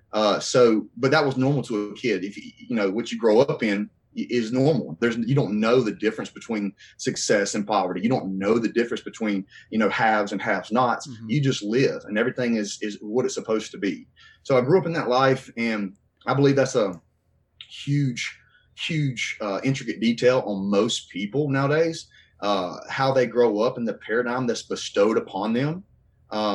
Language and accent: English; North Carolina, United States; also born or lived in Asheboro, North Carolina / Randleman, North Carolina; I grew up in a small town here in North Carolina, born and raised